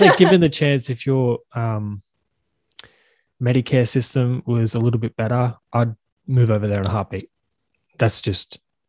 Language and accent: English; Australia; I'm from Australia?